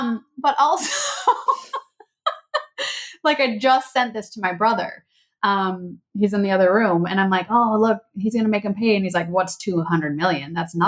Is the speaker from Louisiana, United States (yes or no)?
no; Strawberry Point, Iowa, United States; born there; I was born in Strawberry Point.